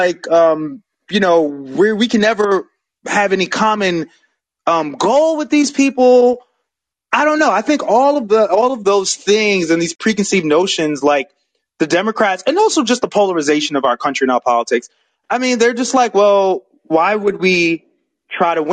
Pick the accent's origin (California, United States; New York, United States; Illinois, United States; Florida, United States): New York, United States; now in Georgia, United States; when I lived in the North, when I'm from New York, and before I came down here